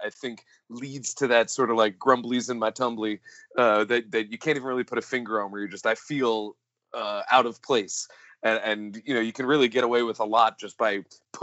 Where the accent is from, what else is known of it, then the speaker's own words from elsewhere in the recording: Kentucky, United States; I'm from Kentucky